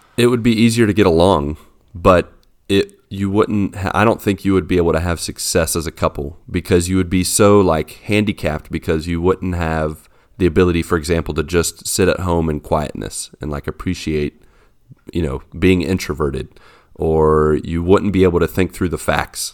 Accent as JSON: {"language": "English", "region": "West Virginia", "country": "United States", "tie": "born or raised there", "said": "I was born in West Virginia."}